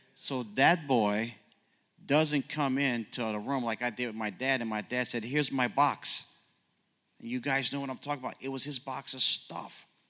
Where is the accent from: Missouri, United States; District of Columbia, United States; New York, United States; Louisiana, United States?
Louisiana, United States; New Orleans; also born or lived in Ohio / Oklahoma; now in Kansas City, United States; born and raised in New Orleans